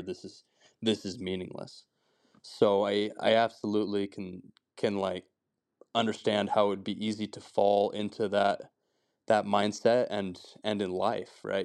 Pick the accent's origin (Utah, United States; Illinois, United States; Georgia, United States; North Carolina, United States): Utah, United States; Heber City; I'm from Heber City. I grew up there pretty much my whole life.